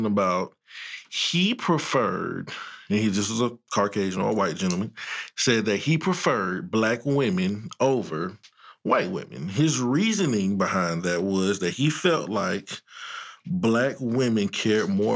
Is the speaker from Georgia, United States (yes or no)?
yes; Georgia, United States; I'm from Georgia